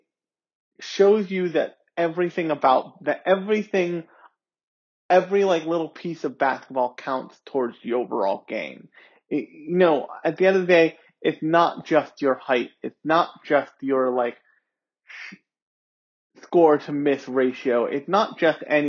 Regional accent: United States; I grew up around in America when Shaq was still a thing

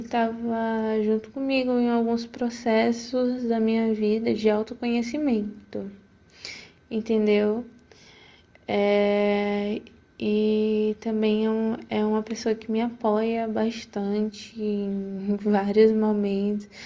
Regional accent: Feira de Santana, Bahia, Brazil; sou de Feira de Santana

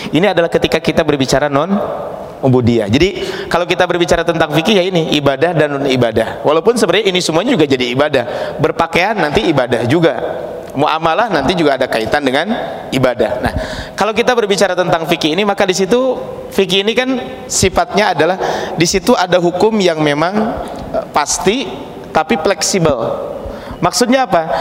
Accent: Pacet, West Java, Indonesia; kalau saya berasal dari Kabupaten Bandung, Ciparai ke atas, tepatnya di daerah Desa Maruyung, Kecamatan Pacet, sekitar 15 kilo ke atas itu ada namanya di Ciberem

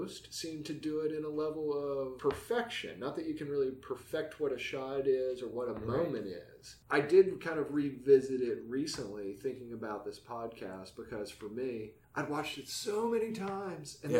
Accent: West Virginia, United States; moved away; growing up in West Virginia, first off, it's a beautiful location

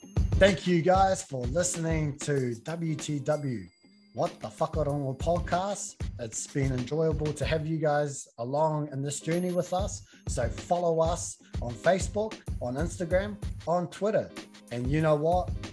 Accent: New Zealand; I'm a Kiwi through and through.

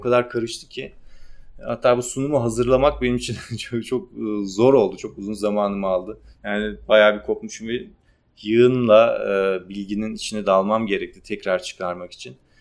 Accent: Ardahan, Turkey; Ardahanlıyım, Ardahan kökenliyim

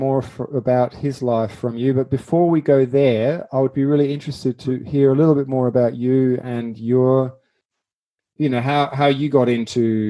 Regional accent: Gütersloh, North Rhine-Westphalia, Germany; now in Adelaide, Australia; I grew up in a town called Gütersloh

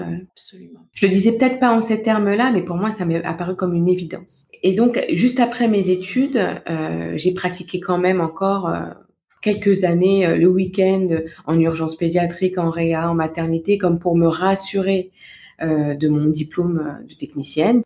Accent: Val-de-Marne, Paris region, Île-de-France, France; moved away; je suis originaire de naissance du Val-de-Marne, en région mmh. parisienne, où j'ai passé toute mon enfance, mon adolescence et puis euh, ma première vie d'adulte

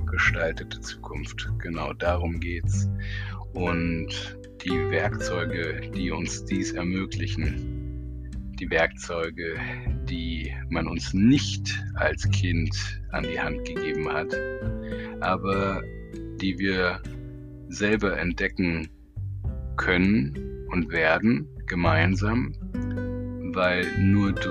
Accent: Berlin, Germany; Ich sitze in Berlin und bin eine Berliner Pflanze, die ein bisschen in der Welt herumgekommen ist

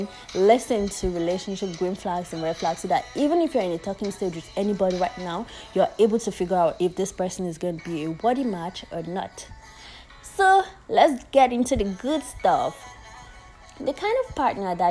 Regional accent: Nigeria; As a Nigerian, I always say as a Nigerian

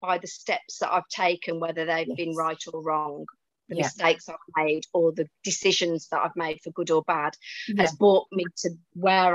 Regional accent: Wolverhampton, West Midlands, United Kingdom; accent: Brummy; moved away as an adult; also born or lived in Tenerife; now in Spain; I'm a Wolverhampton girl, so, and I haven't lost my accent even though I've been living in Spain for nearly 12 years.

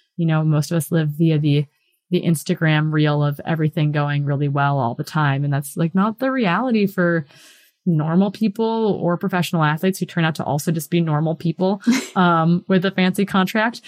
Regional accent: Hayward, Wisconsin, United States; moved away as an adult; also born or lived in Bozeman, Montana; I grew up in Wisconsin and it's like a cheesehead state

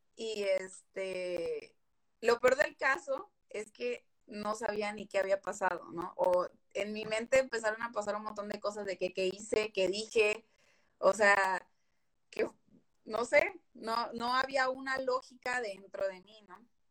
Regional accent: Veracruz, Mexico; moved away as an adult; now in Monterrey, Mexico; soy Jarocha, soy del puerto de Veracruz, pero estoy viviendo en Regiolandia

